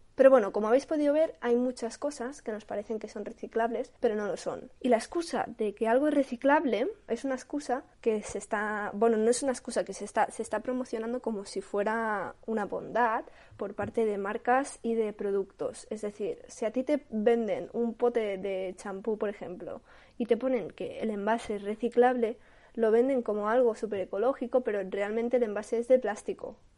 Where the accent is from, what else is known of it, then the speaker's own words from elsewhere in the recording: Catalonia, Spain; yo soy de Cataluña